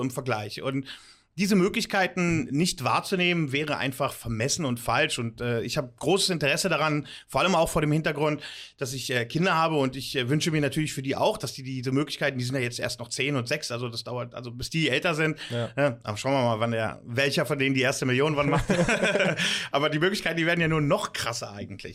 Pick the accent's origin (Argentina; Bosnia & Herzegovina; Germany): Germany; moved away as an adult; now in Limassol, Cyprus; dass ich äh, aus Deutschland stamme, dass ich eine deutsche Education und Sozialisierung genossen mhm. habe